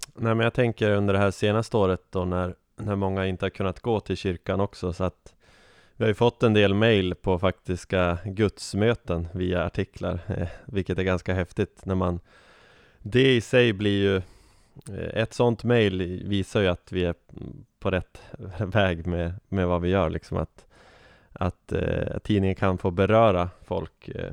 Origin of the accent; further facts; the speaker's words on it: Umeå, Västerbotten County, Sweden; accent: Norrland; moved away as an adult; now in Uppsala, Sweden; jag är ju en eh, norr, norrlänning som ni kanske hör på min dialekt. Född och uppväxt i Umeå